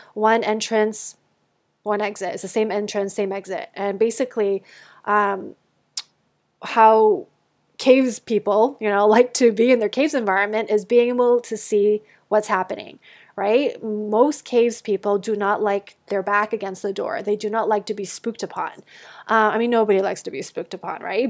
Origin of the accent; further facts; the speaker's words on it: Canada; moved away as an adult; also born or lived in United States; I grew up in Canada, um, until university, and then we went, I went down to the States